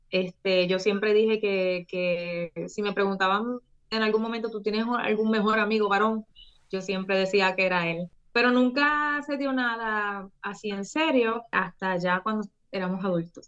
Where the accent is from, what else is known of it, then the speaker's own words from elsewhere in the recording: Puerto Rico; de Puerto Rico para el mundo.